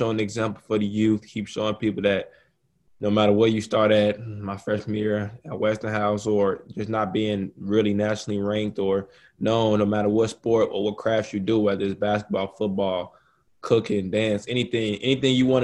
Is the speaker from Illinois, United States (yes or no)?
yes; Chicago, Illinois, United States; my home state, you know, born and raised Chicago